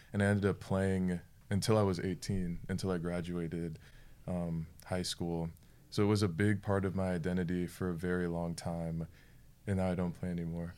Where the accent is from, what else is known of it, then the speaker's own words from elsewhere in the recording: Florida, United States; I am from Florida. I'm a Florida boy.